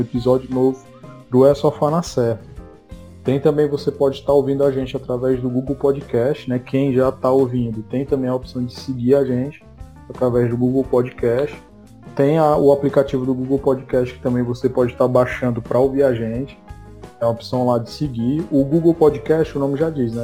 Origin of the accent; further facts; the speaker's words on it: Fortaleza, Ceará, Brazil; accent: Nordeste; a gente é aqui de Fortaleza, no Ceará, e aqui a gente tem um sotaque muito característico, né, do Nordeste